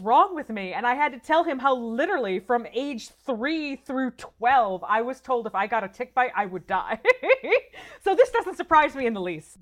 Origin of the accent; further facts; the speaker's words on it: Michigan, United States; I grew up in Michigan